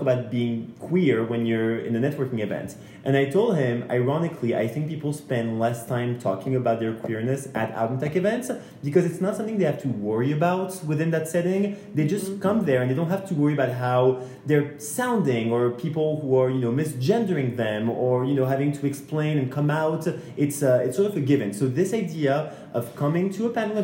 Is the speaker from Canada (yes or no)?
no; France; moved away; I'm from France